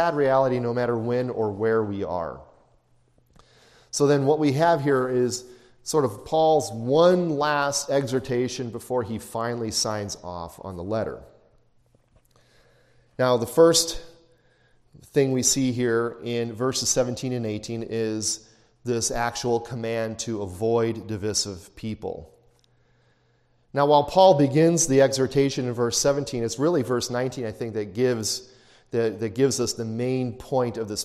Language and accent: English; Chicago, Illinois, United States; growing up in Chicago, when I was in high school